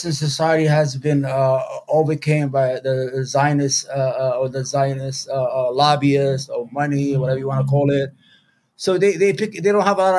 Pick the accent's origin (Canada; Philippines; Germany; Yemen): Yemen; also born or lived in New York; now in United States; I'm from Yemen. You know, it's from Arabia. And we had in South Yemen, we had the Communist Party there